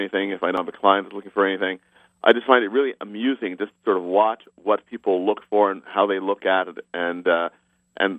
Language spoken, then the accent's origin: English; New York City, New York, United States; moved away as an adult; also born or lived in Central Connecticut / Eastern Pennsylvania; now in Palm Springs, United States; I was born in New York City and grew up in New York City